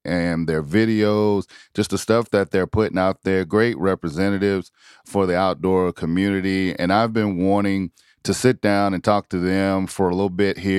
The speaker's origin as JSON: {"language": "English", "region": "South Carolina", "country": "United States", "said": "a fellow South Carolinian"}